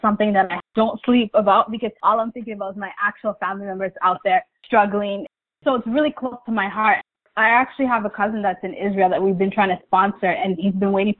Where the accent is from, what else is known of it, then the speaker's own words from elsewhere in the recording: Eritrea; now in Canada; Similar to Daniel, I'm from Eritrea as well.